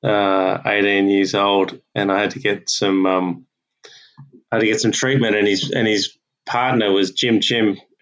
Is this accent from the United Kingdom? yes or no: no; Australia; as Aussie coaches